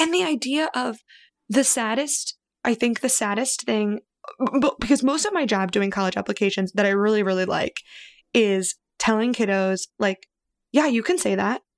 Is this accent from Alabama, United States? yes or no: no; Missouri, United States; also born or lived in New York area; now in New York, United States; I grew up in Missouri